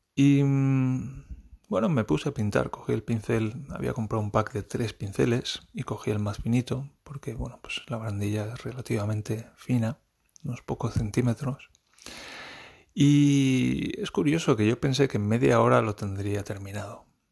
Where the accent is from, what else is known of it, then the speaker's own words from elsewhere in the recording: Spain; moved away; yo soy español y estoy aprendiendo alemán